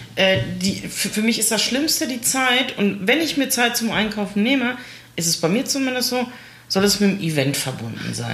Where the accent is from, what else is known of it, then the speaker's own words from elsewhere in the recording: Essen, North Rhine-Westphalia, Germany; hier bei uns in Stele haben wir ja auch einen Einzelhandelsverband und viele kleine Läden und sowas